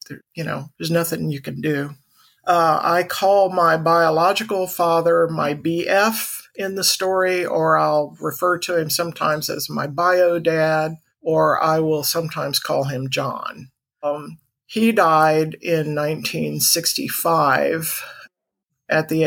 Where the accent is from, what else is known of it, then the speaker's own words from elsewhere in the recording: Orlando, Florida, United States; I was born in Orlando, Florida in 1956